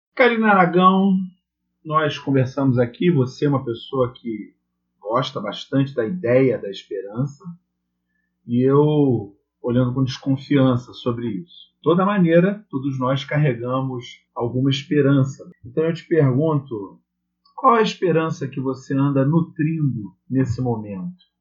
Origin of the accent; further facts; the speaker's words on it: Rio de Janeiro, Brazil; Eu sou aqui do Rio de Janeiro